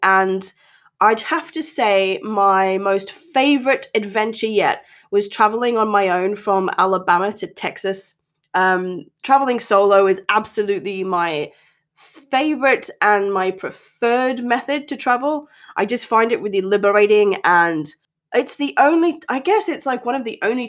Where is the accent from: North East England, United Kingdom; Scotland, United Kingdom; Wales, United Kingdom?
North East England, United Kingdom; accent: transatlantic; also born or lived in Australia; I currently live in the northeast of England, and as you may be able to tell, my accent is a little transatlantic, shall we say. This has come from both growing up here and in Australia, where my dad and my second family live.